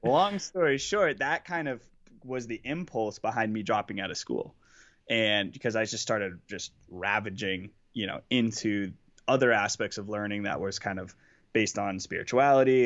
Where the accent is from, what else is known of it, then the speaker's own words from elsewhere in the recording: Boston, Massachusetts, United States; I'm from Boston